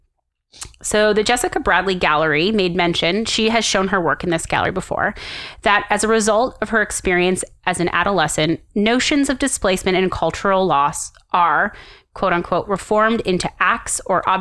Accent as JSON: {"language": "English", "country": "Canada", "said": "as a Canadian"}